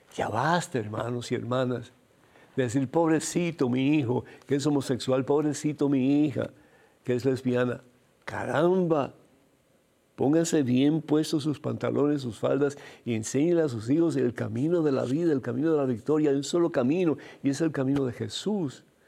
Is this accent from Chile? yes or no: no; Cuba; moved away; Yo soy de origen cubano